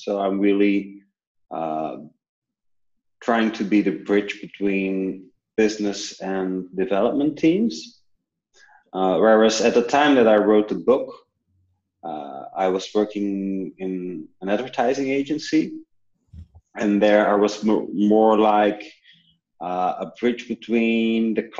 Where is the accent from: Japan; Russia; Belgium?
Belgium; also born or lived in New Zealand; I come from Belgium, where I currently work